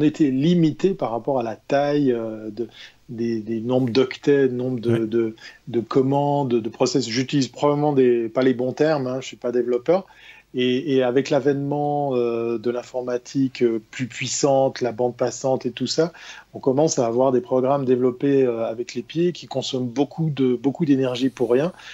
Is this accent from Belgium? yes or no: no; Switzerland; chez nous en Suisse